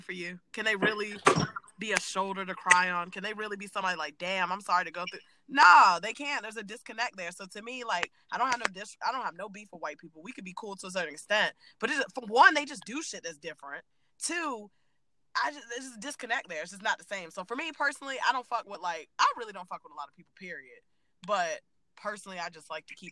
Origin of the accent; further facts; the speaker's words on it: Virginia, United States; I'm from Virginia